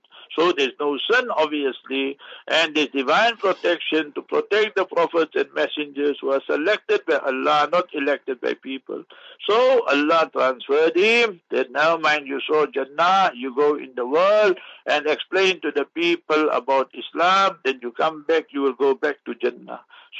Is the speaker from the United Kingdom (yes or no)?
no; South Africa; I say, I'm a South African. I love South Africans. Is that a problem? No.